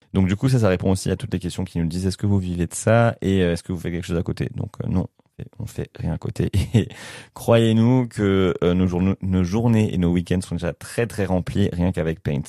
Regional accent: France; moi je suis français

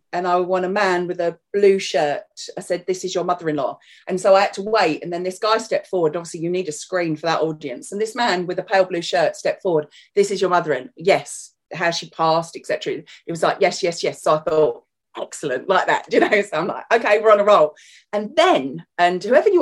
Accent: London, United Kingdom; obviously you can hear my accent. I am from North London, so that's where I was born, so I am a southern girl

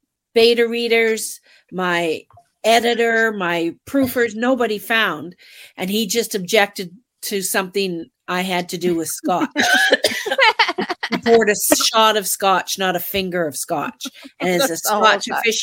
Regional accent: Canada; we're Canadian.

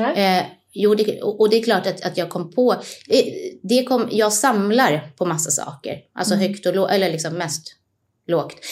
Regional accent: Stockholm, Stockholm County, Sweden; also born or lived in Nacka; jag är född och uppvuxen i Stockholm. Eh, ja. Jag är på Södermalm då för att vara exakt

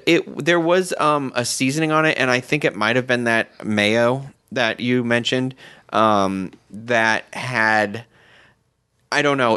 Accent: Massachusetts, United States; I'm from Massachusetts, so, you know, right on the water, we have seafood everywhere

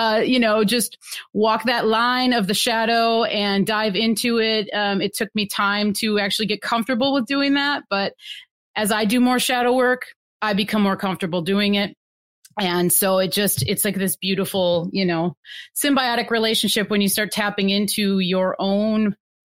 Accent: Wisconsin, United States; moved away as an adult; now in Pacific Northwest, United States; I'm originally from Wisconsin and been living out in the Pacific Northwest now for like 13 years

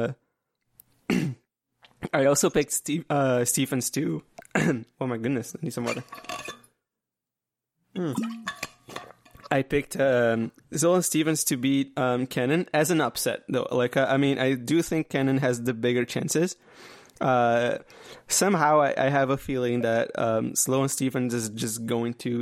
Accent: Canada; I'm Canadian

